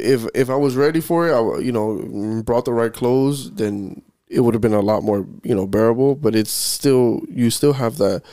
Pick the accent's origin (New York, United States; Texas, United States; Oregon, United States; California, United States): New York, United States; now in South Florida, United States; I'm from New York.